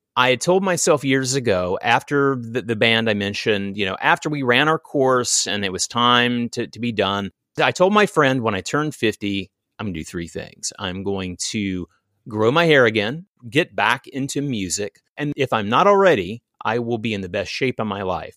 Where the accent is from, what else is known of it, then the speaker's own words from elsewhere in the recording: American South, United States; I was born and raised in the American South